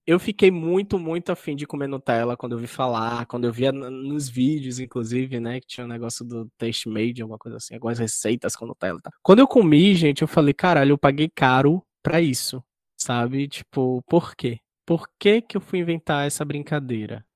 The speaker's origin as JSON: {"language": "Portuguese", "region": "Bahia", "country": "Brazil", "said": "Eu sou baiano"}